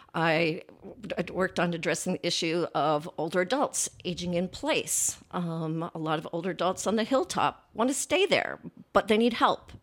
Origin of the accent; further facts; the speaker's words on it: California gold country, United States; moved away as an adult; also born or lived in San Francisco Bay Area; now in Columbus, United States; my childhood was in the California gold country